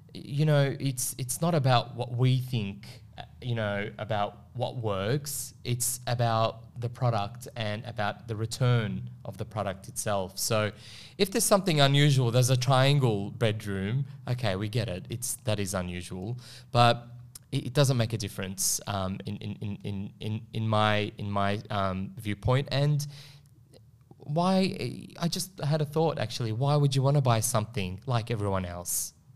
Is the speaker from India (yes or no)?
no; Melbourne, Victoria, Australia; I, I'm from Melbourne